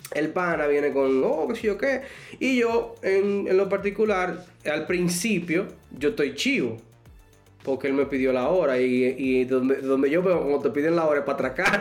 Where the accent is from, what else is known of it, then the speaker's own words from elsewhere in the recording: Dominican Republic; yo soy de República Dominicana